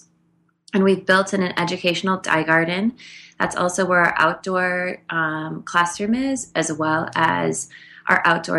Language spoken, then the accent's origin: English; Minnesota, United States; I grew up in Minnesota